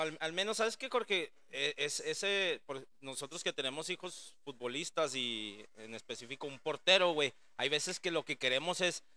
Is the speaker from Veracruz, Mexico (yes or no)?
no; Ciudad Juárez, Chihuahua, Mexico; un equipo que pues realmente es de mi ciudad